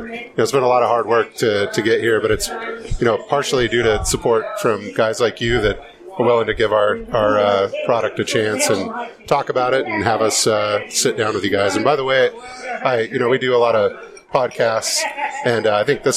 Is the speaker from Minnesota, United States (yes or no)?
no; Bitterroot Valley, Montana, United States; I grew up on the Bitterroot River in the Bitterroot Valley.